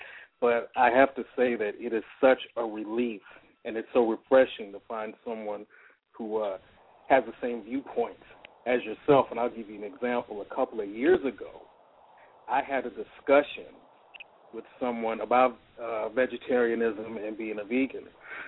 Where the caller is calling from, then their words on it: Atlanta, Georgia, United States; I'm calling from Atlanta, Georgia.